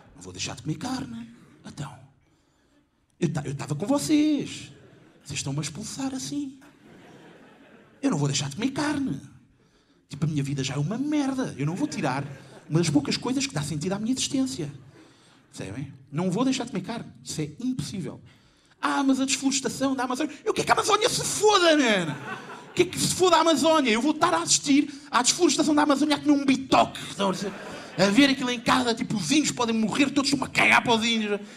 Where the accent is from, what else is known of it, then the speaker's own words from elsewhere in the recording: Lisbon, Portugal; Eu tenho 27 anos, eu nasci em 92 e sou de Lisboa. Quem cresceu na década de 90 em Lisboa